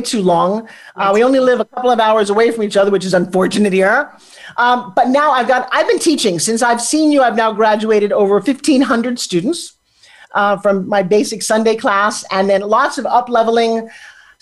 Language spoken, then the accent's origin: English; New York, United States; now in California, United States; We're from New York